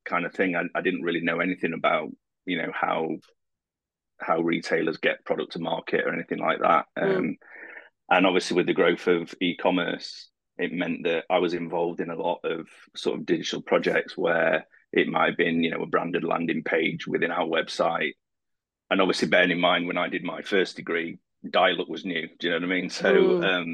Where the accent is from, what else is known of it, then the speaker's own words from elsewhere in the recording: Sheffield, Yorkshire and the Humber, United Kingdom; moved away as an adult; now in Dublin, Ireland; I'm originally from Sheffield in the UK. I moved to Dublin just over 8 years ago